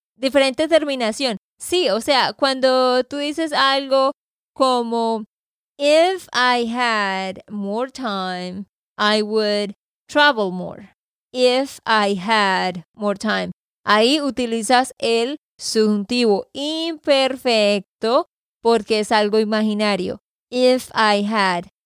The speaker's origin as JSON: {"language": "Spanish", "region": "Santander", "country": "Colombia", "said": "de Santander, Colombia"}